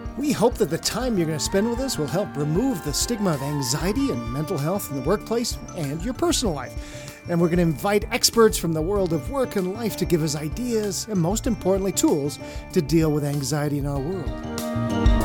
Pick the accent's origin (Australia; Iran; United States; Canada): Canada; moved away; we grew up in Canada